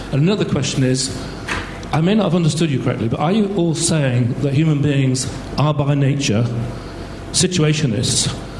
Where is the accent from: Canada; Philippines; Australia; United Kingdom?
United Kingdom; Yorkshire Dales, Yorkshire and the Humber; I'm from the Yorkshire Dales.